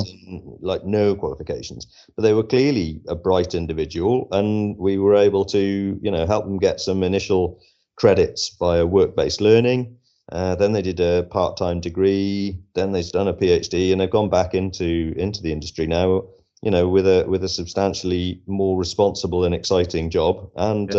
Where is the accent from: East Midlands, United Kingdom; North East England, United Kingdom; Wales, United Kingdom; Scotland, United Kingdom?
Wales, United Kingdom; West; I'm actually from West Wales originally.